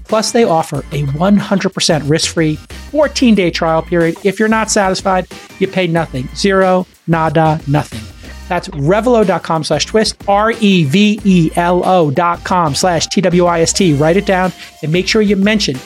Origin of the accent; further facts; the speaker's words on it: New York City, New York, United States; I grew up in Brooklyn